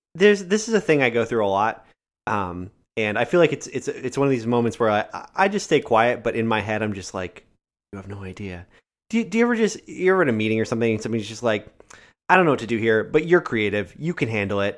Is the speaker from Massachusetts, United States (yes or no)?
yes; near Greenfield, Massachusetts, United States; my town's so small, there are only, like, five thousand people, so I, I claim Greenfield